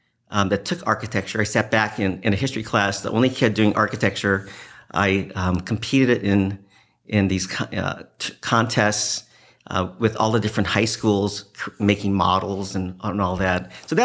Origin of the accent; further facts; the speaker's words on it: Hawaii, United States; I grew up in Hawaii. A lot of people don't know that.